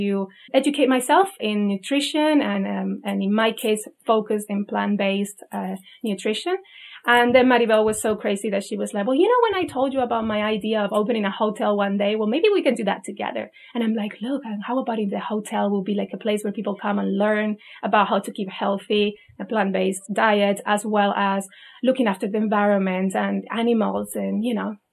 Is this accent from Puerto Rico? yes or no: no; Spain; moved away as an adult; I'm also from Spain